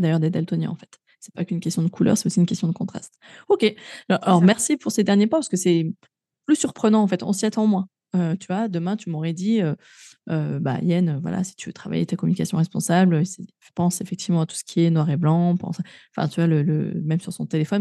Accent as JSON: {"language": "French", "town": "Grenoble", "region": "Auvergne-Rhône-Alpes", "country": "France", "tie": "born or raised there", "moved": "yes", "said": "je suis native de Grenoble, hein, ville verte"}